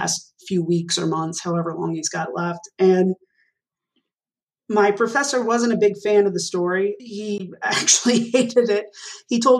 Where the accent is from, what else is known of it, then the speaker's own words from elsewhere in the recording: Arlington, Texas, United States; moved away as an adult; growing up in Arlington, Texas